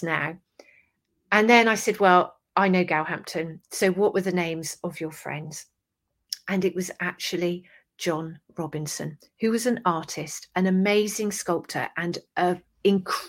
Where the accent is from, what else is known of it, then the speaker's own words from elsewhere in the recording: Somerset, South West England, United Kingdom; accent: English; England, Somerset